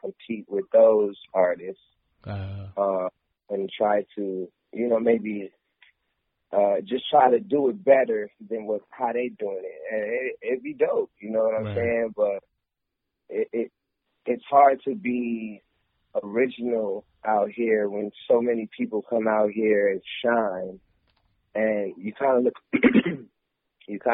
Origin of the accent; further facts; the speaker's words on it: Las Vegas, Nevada, United States; also born or lived in Flint, Michigan; I was born in Flint, Michigan, and I was raised in Vegas